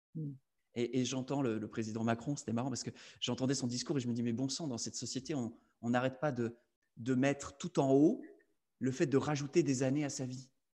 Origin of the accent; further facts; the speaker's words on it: Belgium; Je suis belge